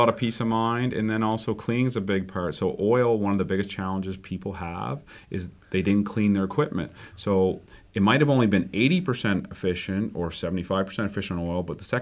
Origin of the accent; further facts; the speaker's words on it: Dartmouth, Nova Scotia, Canada; moved away as an adult; now in New Brunswick, Canada; I'm originally from Dartmouth, but I've been here for about 20 years now